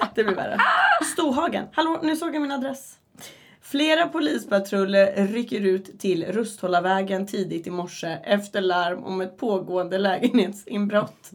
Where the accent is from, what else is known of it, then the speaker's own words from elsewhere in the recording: Uppsala, Uppsala County, Sweden; moved away as an adult; also born or lived in Västerås; jag är hemma i Uppsala